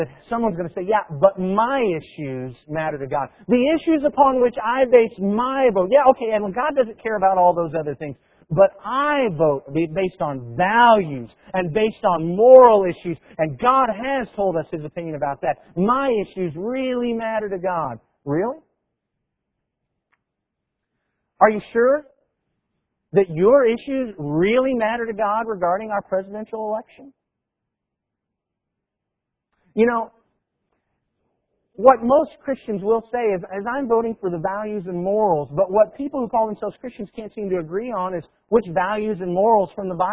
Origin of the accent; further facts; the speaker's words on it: Tennessee, United States; we're from Tennessee